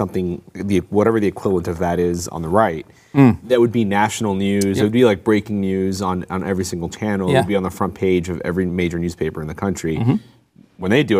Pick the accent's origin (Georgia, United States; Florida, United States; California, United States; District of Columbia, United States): Florida, United States; Miami; I'm from Miami.